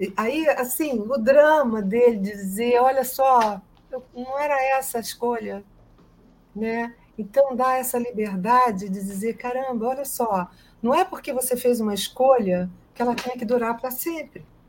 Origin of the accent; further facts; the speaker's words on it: Brazil; o meu país, onde eu nasci, o país que eu amo